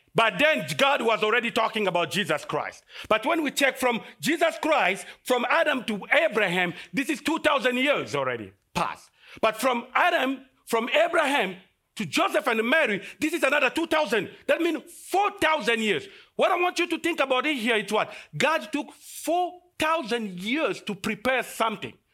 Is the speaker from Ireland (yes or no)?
no; DR Congo; moved away as an adult; I came from Congo, and, uh, in Africa we have fifty-three countries. And the Congo is the second largest country in Af-, in, in Africa, and it's just in the middle